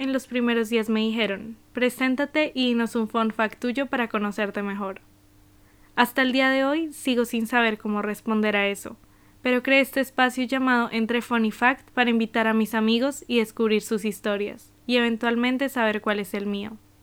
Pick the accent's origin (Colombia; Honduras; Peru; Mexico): Colombia; moved away as an adult; now in Spain; soy colombiana y estudio en España hace más de un año